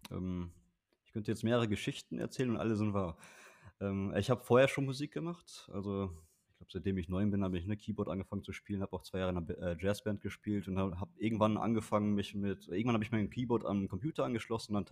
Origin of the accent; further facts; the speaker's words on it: Bocholt, North Rhine-Westphalia, Germany; Also ich bin in Bocholt aufgewachsen, mein Equipment war alles in Bocholt. Ich habe in Bochum studiert